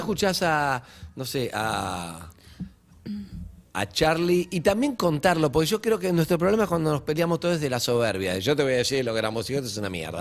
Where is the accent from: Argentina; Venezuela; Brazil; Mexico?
Argentina; nos pasa como argentinos